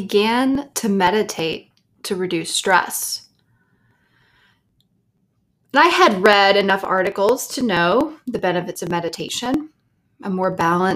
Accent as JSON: {"language": "English", "region": "the South", "country": "United States", "tie": "born or raised there", "said": "I grew up in the South with a loving family"}